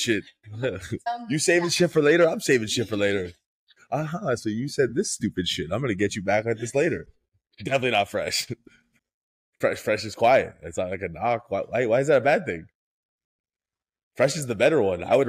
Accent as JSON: {"language": "English", "area": "Broward", "region": "Florida", "country": "United States", "tie": "born or raised there", "said": "I grew up in Florida. I grew up in Broward"}